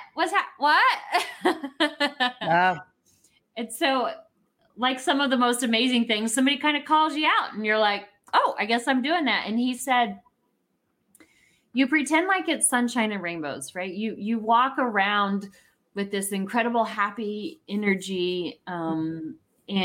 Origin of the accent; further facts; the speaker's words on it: Warrensburg, Missouri, United States; also born or lived in Oklahoma City, Oklahoma; now in Kansas City area, United States; I was born in Warrensburg, Missouri.